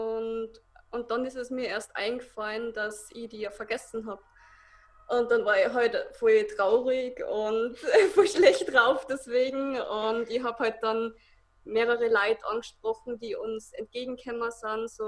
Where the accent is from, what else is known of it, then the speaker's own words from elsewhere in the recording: Salzburg, Austria; ich komme aus Salzburg